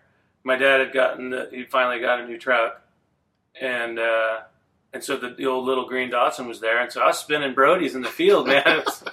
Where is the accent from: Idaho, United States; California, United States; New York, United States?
California, United States; Templeton; I'm from right here in Templeton, MJ.